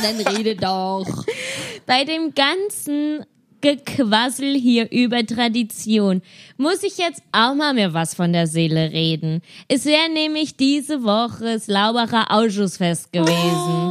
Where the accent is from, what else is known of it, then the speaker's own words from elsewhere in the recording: Billinghausen, Germany; Mein Dorf heißt Billinghausen